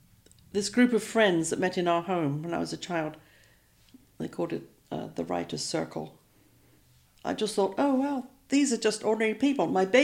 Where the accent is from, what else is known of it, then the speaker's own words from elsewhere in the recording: Isle of Wight, South East England, United Kingdom; accent: English; also born or lived in London / Texas / Iran; now in Chautauqua, Kansas, United States; I was born in London. I grew up on the Isle of Wight, which is an island off of the south coast of England.